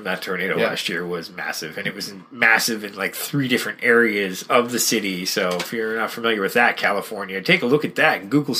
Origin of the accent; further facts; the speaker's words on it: Alberta, Canada; now in Ottawa, Canada; when I moved from Alberta